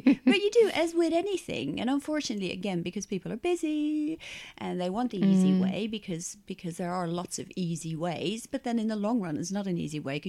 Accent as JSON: {"language": "English", "country": "Netherlands", "moved": "as an adult", "lives_now": "England", "said": "I'm from Holland"}